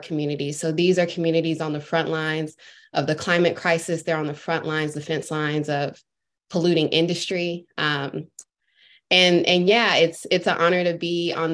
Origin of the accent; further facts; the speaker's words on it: North Carolina, United States; now in Atlanta, United States; I'm originally from North Carolina